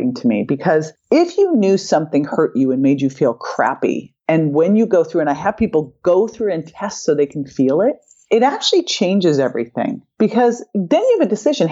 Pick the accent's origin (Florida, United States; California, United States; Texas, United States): California, United States; Berkeley; I grew up in Berkeley